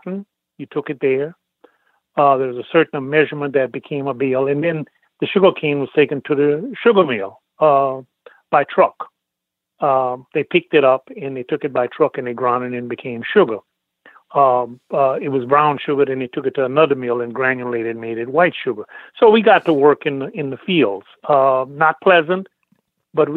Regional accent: New Roads, Louisiana, United States; Born and raised in Louisiana, in a little town called New Roads, Pointe-à-Pitre Parish

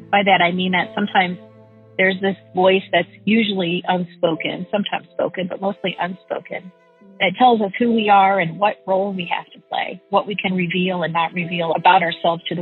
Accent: Midwest, United States; I grew up in the Midwest in a family of six.

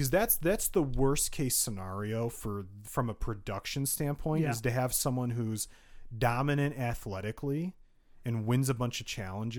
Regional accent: Illinois, United States; born there; Oh, I was born in Illinois, so I cheer for the Chicago teams.

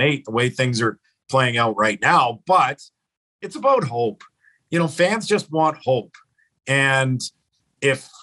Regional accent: Edmonton, Alberta, Canada; I grew up in Edmonton

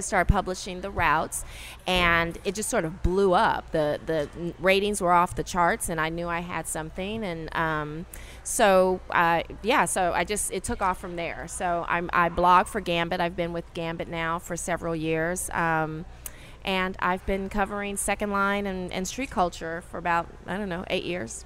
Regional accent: Los Angeles, California, United States; moved away as an adult; now in New Orleans, United States; I'm originally from Los Angeles, and I moved here about five months prior to the storm

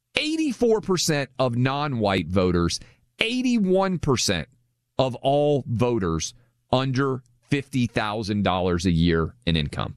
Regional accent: Nashville, Tennessee, United States; We're doing the show from Nashville, which is my hometown.

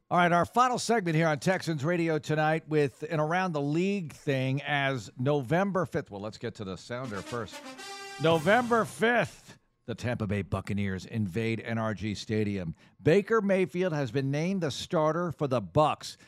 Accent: Netherlands; moved away; I'm from the Netherlands

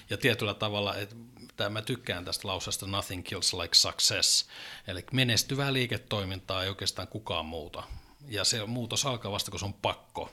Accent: Oulu, North Ostrobothnia, Finland; also born or lived in Little Rock, Arkansas; Mä olen alun perin oululainen

